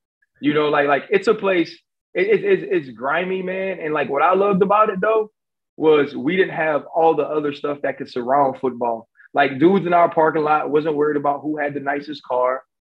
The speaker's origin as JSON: {"language": "English", "region": "Louisiana", "country": "United States", "moved": "yes", "said": "I'm from Louisiana, and football's king, right?"}